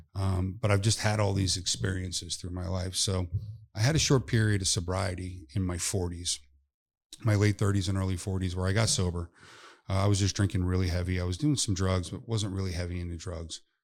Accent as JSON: {"language": "English", "town": "North Palm Beach", "region": "Florida", "country": "United States", "tie": "born or raised there", "said": "my hometown in North Palm."}